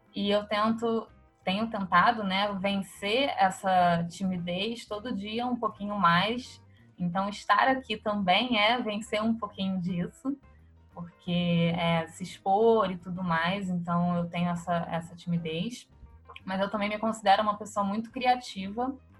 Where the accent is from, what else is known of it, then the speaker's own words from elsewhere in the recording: Rio de Janeiro, Brazil; eu nasci no Rio de Janeiro, carioca da Gema, de Copacabana, sempre morei em Copacabana minha vida inteira